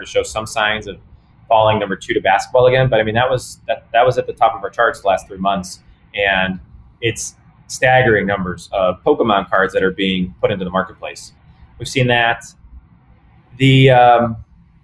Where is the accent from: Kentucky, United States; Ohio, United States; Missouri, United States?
Ohio, United States; Cleveland; I'm from Cleveland, and we don't have a hockey team